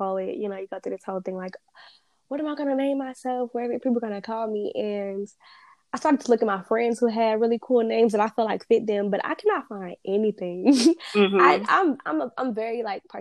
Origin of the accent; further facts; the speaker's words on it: North Carolina, United States; moved away as an adult; also born or lived in Huntsville, Alabama; Being from North Carolina, I wasn't, you know, it's not like North Carolina is a big, huge New York